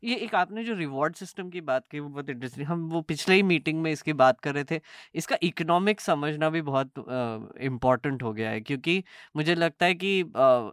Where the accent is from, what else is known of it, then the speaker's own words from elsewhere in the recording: Nagpur, Maharashtra, India; मैं तो नागपुर से आता हूँ